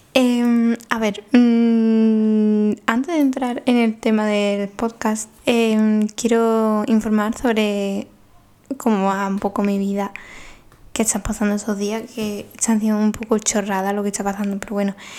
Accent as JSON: {"language": "Spanish", "area": "Paradas, Seville", "region": "Andalusia", "country": "Spain", "said": "en Sevilla, mi pueblo"}